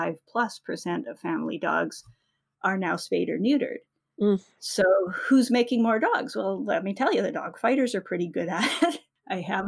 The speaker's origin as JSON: {"language": "English", "region": "Manitoba", "country": "Canada", "tie": "born or raised there", "said": "I grew up in Manitoba in the 70s"}